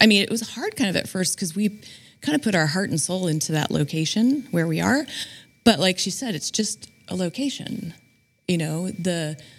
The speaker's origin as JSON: {"language": "English", "town": "Bella Vista", "region": "California", "country": "United States", "tie": "born or raised there", "said": "My parents moved here in 1972, and I was raised in Bella Vista"}